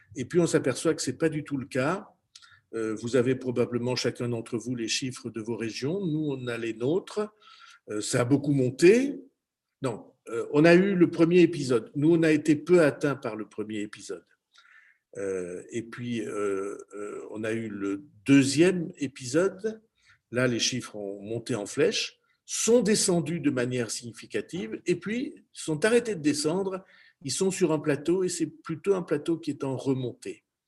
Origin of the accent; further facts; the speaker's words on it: Béarn, Nouvelle-Aquitaine, France; chez nous en Béarn, dans les Pyrénées